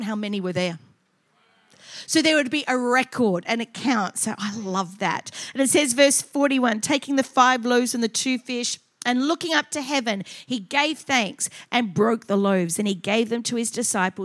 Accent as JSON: {"language": "English", "town": "Adelaide", "region": "South Australia", "country": "Australia", "also_born_or_lived": "Queensland", "moved": "as an adult", "said": "I was from Adelaide. We were a bit prim and proper there."}